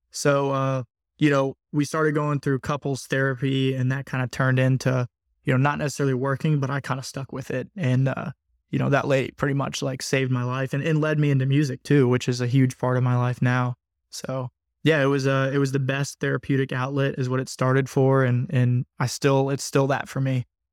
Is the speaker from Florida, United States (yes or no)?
no; Purcellville, Virginia, United States; I actually grew up in Percival, Virginia, which isn't too far, uh, from Loudoun County